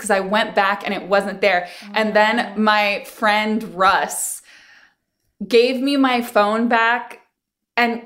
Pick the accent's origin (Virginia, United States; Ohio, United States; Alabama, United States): Virginia, United States; moved away; I grew up in Virginia